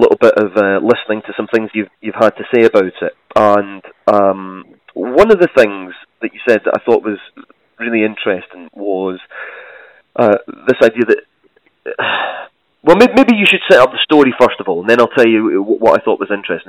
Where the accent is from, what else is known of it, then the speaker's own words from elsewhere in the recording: Scotland, United Kingdom; I'm Scottish